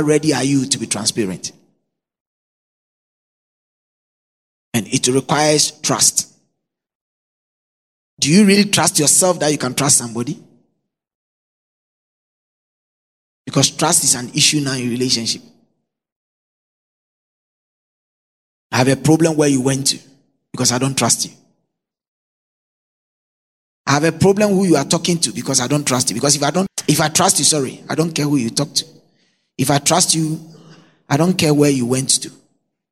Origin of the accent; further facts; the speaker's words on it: Nungua, Greater Accra, Ghana; also born or lived in Cantonments, Accra; In Nungwa, where I grew up from